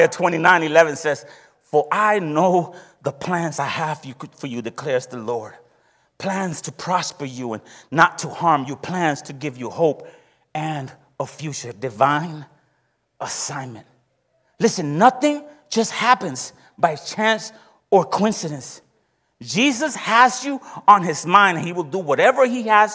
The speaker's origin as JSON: {"language": "English", "country": "Puerto Rico", "moved": "yes", "said": "I come from the countryside of Puerto Rico"}